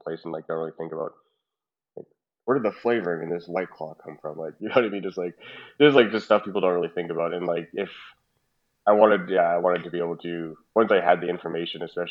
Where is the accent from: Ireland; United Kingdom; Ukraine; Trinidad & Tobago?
Trinidad & Tobago; now in Calgary, Canada; we're both Trinidadian.